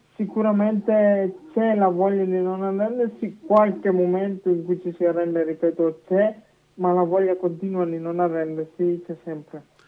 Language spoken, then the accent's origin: Italian; Manerbio, Lombardy, Italy; dalla società di Manervio del mio di paese, in, in provincia di Brescia